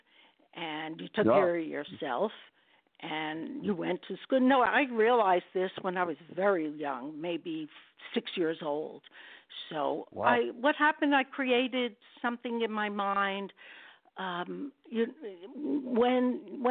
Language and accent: English; New York City, New York, United States; I was born and raised in Brooklyn